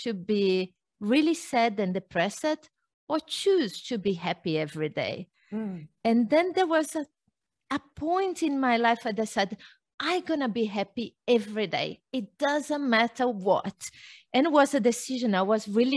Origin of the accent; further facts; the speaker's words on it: Brazil; moved away; I was born in Brazil. My mother was a fitness trainer, and I grew up knowing about exercise every day, everywhere